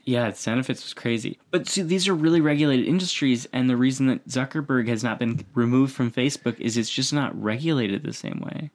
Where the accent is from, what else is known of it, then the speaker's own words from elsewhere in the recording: near Buffalo, New York, United States; moved away; I grew up near Buffalo, so we had, like, snow